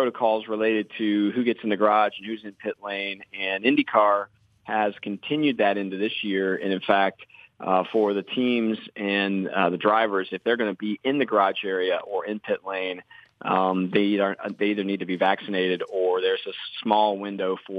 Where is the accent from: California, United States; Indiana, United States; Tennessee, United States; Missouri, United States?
Indiana, United States; Hendricks County; also born or lived in Johnson County, Indiana; I grew up in Hendricks County